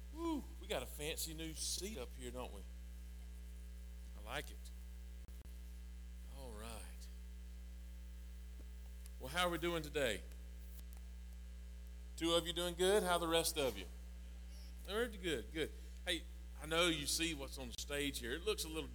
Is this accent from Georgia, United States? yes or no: yes; South Georgia, United States; I really am from South Georgia